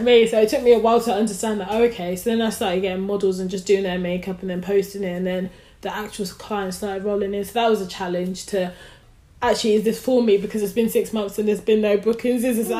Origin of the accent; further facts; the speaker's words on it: London, United Kingdom; now in Birmingham, United Kingdom; So I'm from London, currently living in Birmingham.